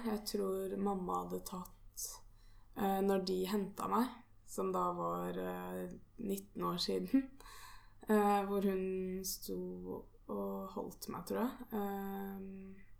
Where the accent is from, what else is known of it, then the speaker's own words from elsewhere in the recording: Norway; mine foreldre er jo her hjemme i Norge